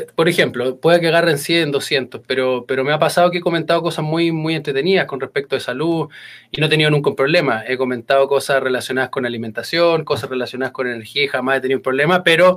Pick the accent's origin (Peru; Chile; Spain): Chile; soy comunicador chileno, trabajo en radio, en una de las radios más sintonizadas de Chile